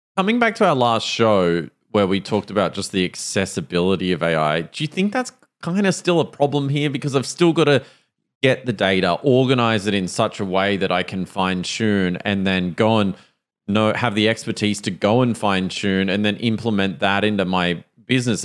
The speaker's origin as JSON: {"language": "English", "country": "Australia", "accent": "Australian"}